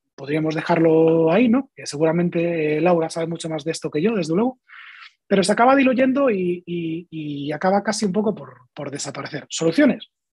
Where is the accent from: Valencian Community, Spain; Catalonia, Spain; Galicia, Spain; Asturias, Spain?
Galicia, Spain; yo que soy gallego